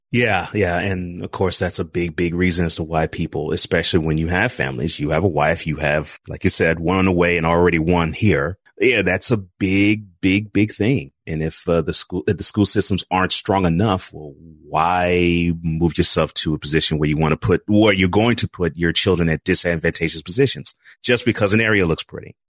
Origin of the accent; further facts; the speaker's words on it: Houston, Texas, United States; I grew up in Houston